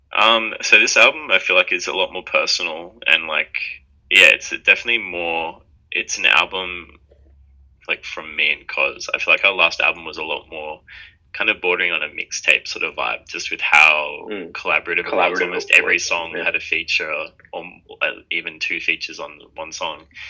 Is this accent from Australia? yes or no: yes; Sydney, New South Wales, Australia; We're twins from Sydney, Australia